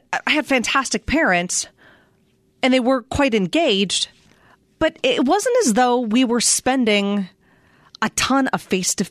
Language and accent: English; Pennsylvania, United States; I'm from Pennsylvania.